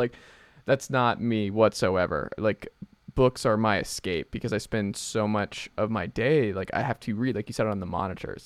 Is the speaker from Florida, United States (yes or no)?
no; Atlanta, Georgia, United States; the first thing I caught actually as a kid growing up in Atlanta was a snapping turtle.